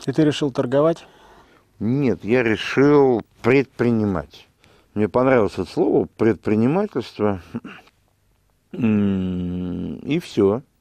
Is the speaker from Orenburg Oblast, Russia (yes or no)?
no; Moscow, Russia; я родился в городе Герой Москве, в 1966 году, и э, здесь же окончил...